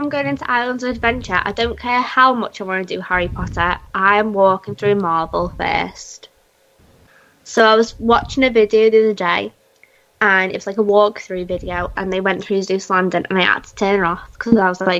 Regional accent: Liverpool, North West England, United Kingdom; I was like, Liverpool.

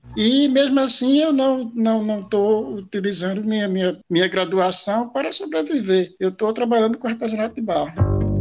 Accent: Tracunhaém, Pernambuco, Brazil; Eu nasci em Tracunhaém

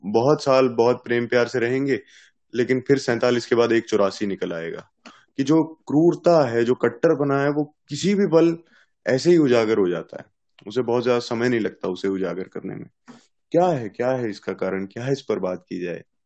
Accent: Punjab, India; मैं तो पंजाब से हूँ पंजाबी हूँ

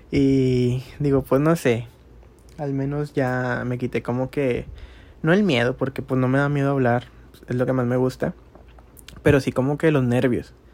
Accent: Monterrey, Nuevo León, Mexico; tengo 25 años y soy de Monterrey, Nuevo León.

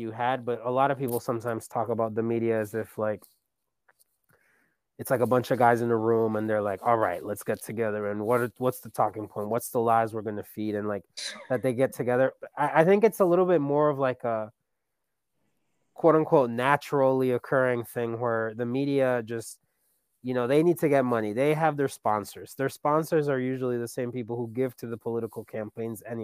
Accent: Colombia; now in United States; I'm an immigrant. You know, I come from Colombia, and I love Colombia

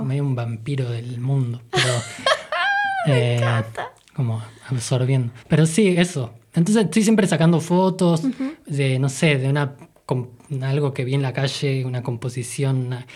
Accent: Argentina; las cosas que nosotros veíamos en nuestra infancia acá en Argentina

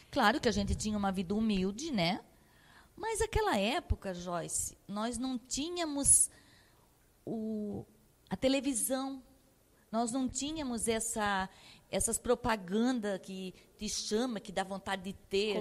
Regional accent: São João Batista, Santa Catarina, Brazil; also born or lived in Joinville; com quantos anos que eu vim para Joinville, porque na verdade eu nasci em São João Batista, Tigipió

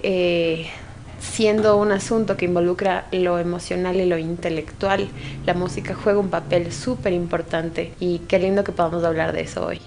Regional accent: Ecuador; como ecuatorianos exportamos

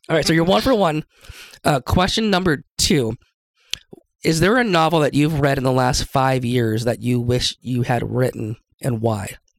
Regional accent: Seattle, Washington, United States; now in Idaho, United States; I'm from Seattle growing up

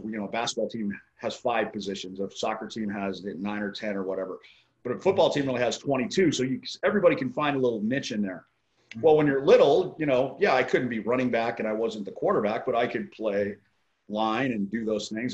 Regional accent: Colorado Springs, Colorado, United States; moved away as an adult; now in Maui, United States; I grew up in Colorado Springs

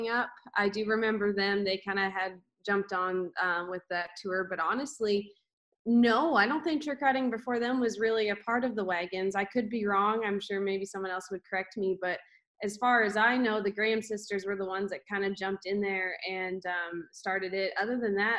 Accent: Canada; I never thought as a Canadian, I would go down to, like come down to the US

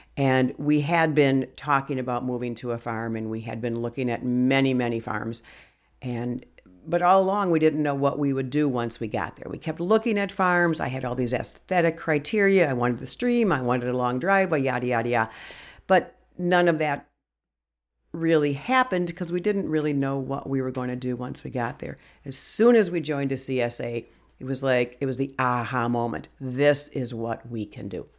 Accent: Brookfield, Wisconsin, United States; also born or lived in Milwaukee, Wisconsin / Jefferson County, Wisconsin; I grew up in Brookfield in the suburbs of Milwaukee

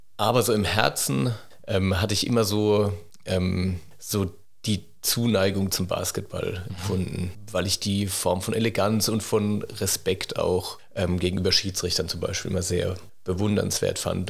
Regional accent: near Mannheim, Baden-Württemberg, Germany; also born or lived in Cologne / Heidelberg; ich bin in der Nähe von Mannheim aufgewachsen

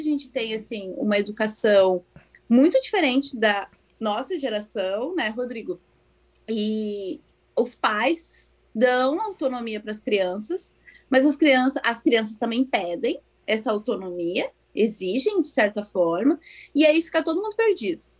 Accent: Porto Alegre, Rio Grande do Sul, Brazil; moved away as an adult; also born or lived in Cachoeirinha / Novo Hamburgo; now in Japan; Eu sou natural de Porto Alegre. Morei no Rio Grande do Sul até meus 31 anos

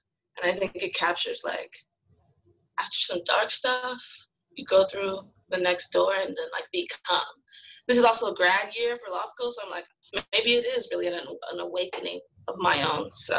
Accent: Marietta, Georgia, United States; I like to add that. I'm from Atlanta, Georgia, Marietta to be specific.

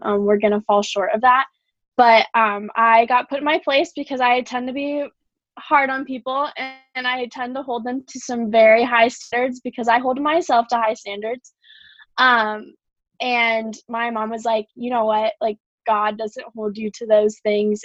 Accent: Waukee, Iowa, United States; now in Iowa City, United States; I'm from Waukee

